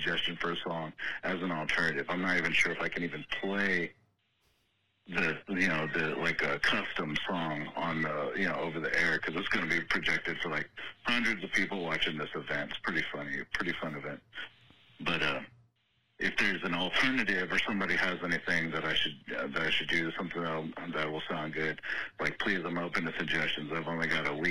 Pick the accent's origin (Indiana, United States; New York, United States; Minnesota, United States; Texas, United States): Texas, United States; South; it's here in my hometown.